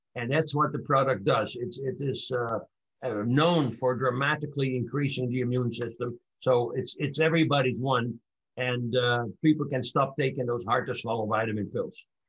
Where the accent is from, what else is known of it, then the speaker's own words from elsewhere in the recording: Amsterdam, North Holland, Netherlands; moved away; I was born in 1941 in Amsterdam, Holland, during World War II